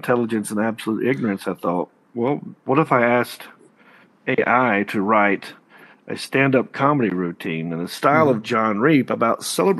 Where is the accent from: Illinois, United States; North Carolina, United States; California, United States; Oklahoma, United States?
North Carolina, United States; Hickory; So I'm from Hickory, North Carolina.